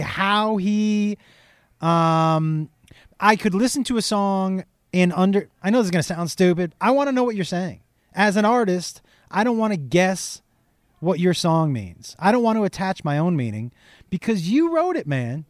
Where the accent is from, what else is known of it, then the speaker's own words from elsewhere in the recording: Amherst, Massachusetts, United States; I grew up in Western Mass, which is kind of a small, in Amherst, which is a small town